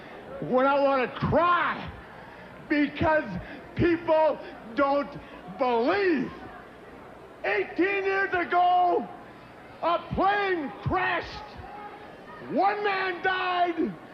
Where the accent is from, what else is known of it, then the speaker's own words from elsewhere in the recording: Charlotte, North Carolina, United States; Charlotte's my hometown, brother.